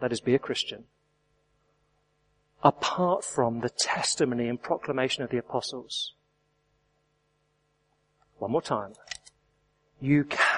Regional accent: England, United Kingdom; I am English

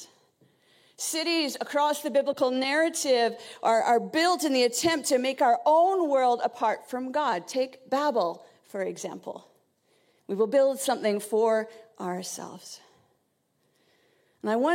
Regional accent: Vancouver, British Columbia, Canada; moved away as an adult; now in United Kingdom; I was born in Vancouver

